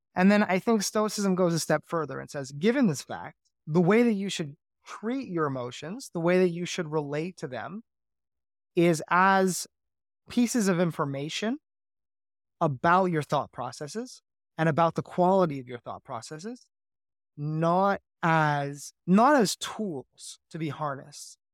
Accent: Canada; I'm Canadian

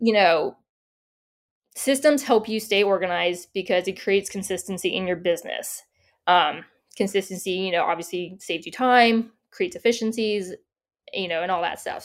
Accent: San Diego, California, United States; moved away as an adult; also born or lived in upstate New York / Denver, Colorado; now in Tennessee, United States; I grew up in San Diego and I went to school up in upstate New York

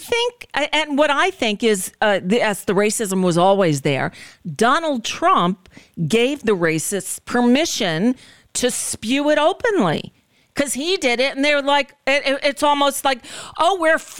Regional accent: Florida, United States; moved away as an adult; also born or lived in New York / California; now in Arizona, United States; My family moved to Florida when I was a kid, went through middle school and high school and college

